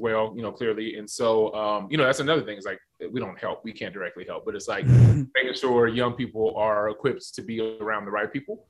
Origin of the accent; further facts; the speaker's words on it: Seattle, Washington, United States; I'm from Seattle, man